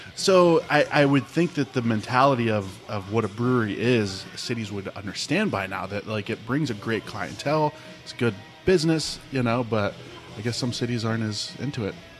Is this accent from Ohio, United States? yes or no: yes; Ohio, United States; moved away; growing up in Ohio, we were right on the Ohio Pennsylvania border